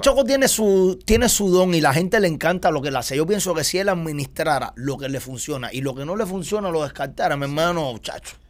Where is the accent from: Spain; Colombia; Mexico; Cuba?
Cuba; moved away; nosotros nunca en Cuba tuvimos nada